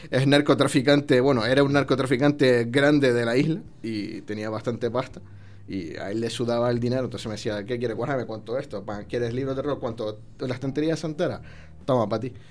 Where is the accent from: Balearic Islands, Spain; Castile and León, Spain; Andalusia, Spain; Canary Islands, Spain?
Canary Islands, Spain; now in Mexico; Pues Islas Canarias